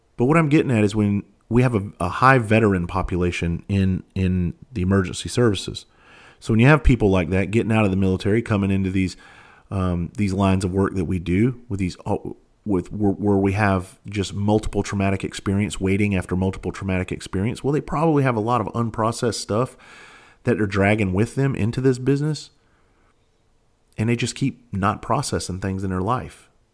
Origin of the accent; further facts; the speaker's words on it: Bluffton, South Carolina, United States; moved away as an adult; also born or lived in Charleston, South Carolina; I'm actually from Bluffton, South Carolina. I graduated, I graduated Hilton Head High School in nineteen ninety-six